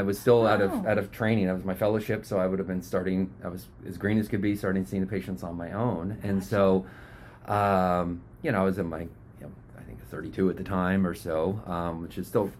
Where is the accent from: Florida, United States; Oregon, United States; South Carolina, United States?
Oregon, United States; Riddle; also born or lived in Arizona / New Hampshire; I'm Oregon born. I grew up in Southern Oregon in a small little lumber town, Riddle.